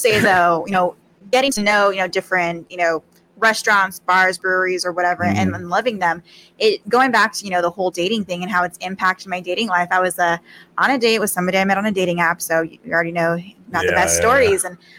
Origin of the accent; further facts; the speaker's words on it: Albuquerque, New Mexico, United States; born and raised in Albuquerque